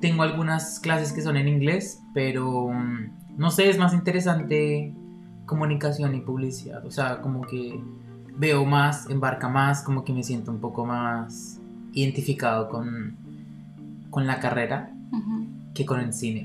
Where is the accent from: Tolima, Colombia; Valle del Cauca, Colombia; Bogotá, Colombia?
Bogotá, Colombia; moved away as an adult; also born or lived in Cologne, Germany; now in Berlin, Germany; tengo 23 años, nací en Bogotá, Colombia